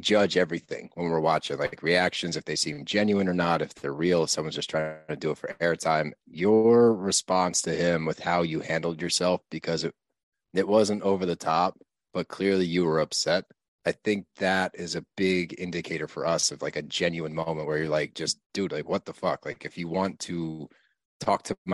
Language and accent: English; Northeast, United States; we're from the Northeast